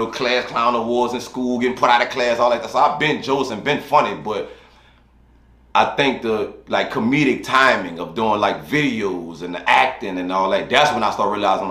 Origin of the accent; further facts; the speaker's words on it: New Orleans, Louisiana, United States; I'm from New Orleans, born and raised. Born, grew up mostly in the Ninth Ward, moved to the East